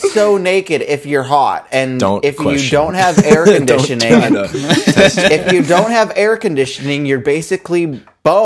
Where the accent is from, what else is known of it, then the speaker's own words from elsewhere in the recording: Canada; I've built snow forts, my dude. I grew up in the Great White North.